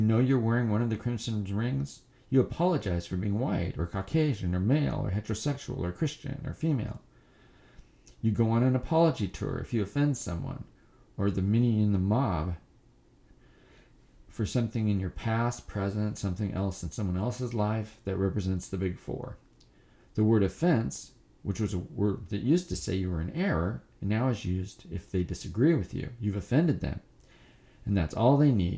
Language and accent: English; United States; As an American